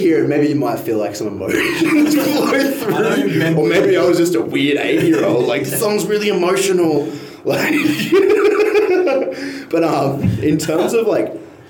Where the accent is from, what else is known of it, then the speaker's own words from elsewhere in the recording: North Queensland, Australia; moved away as an adult; also born or lived in Townsville; now in Brisbane, Australia; I'm from North Queensland, so country's ingrained in me from a kid.